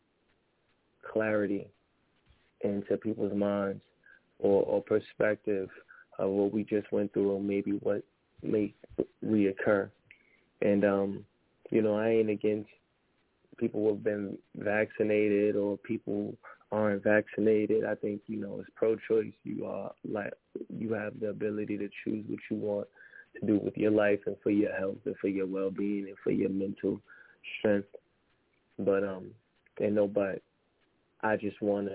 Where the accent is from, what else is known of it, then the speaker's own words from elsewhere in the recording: New York City, New York, United States; I'm from Harlem